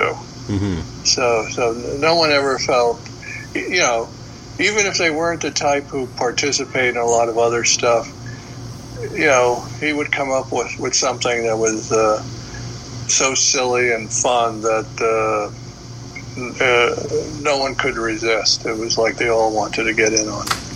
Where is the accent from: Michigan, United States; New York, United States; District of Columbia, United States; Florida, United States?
New York, United States; New York City; a kid growing up in the Bronx